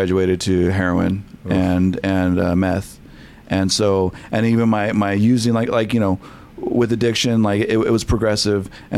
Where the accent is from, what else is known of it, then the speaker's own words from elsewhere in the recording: Selma, United States; I grew up in Selma, so it was a small town